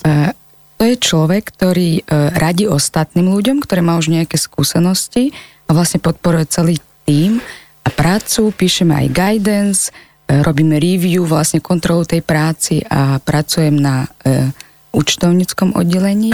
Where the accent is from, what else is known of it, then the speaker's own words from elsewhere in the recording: Ukraine; Slovak is a second language; moved away as an adult; now in Slovakia; Pochádzam z Ukrajiny, na Slovensku som už 10 rokov skoro